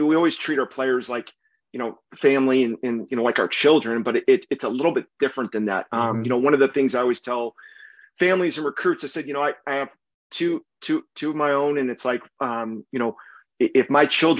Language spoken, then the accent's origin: English; San Diego, California, United States; moved away as an adult; I'm originally from San Diego. I grew up down there